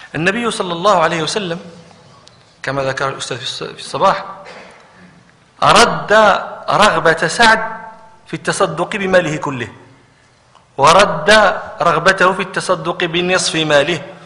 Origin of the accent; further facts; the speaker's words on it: Morocco; عندنا في المغرب